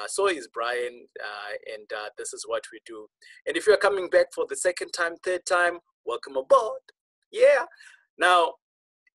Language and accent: English; Zimbabwe; I am from Rhodesia